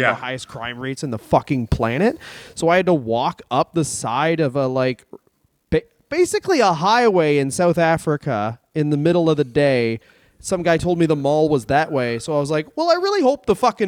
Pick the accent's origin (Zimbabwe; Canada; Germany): Canada; I am from Canada.